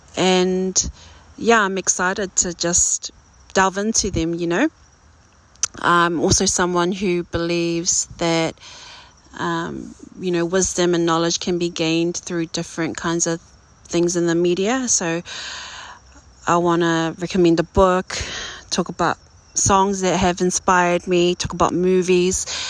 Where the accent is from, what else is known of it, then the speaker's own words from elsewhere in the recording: Auckland, New Zealand; I am a first generation New Zealander, born and raised in South Auckland, New Zealand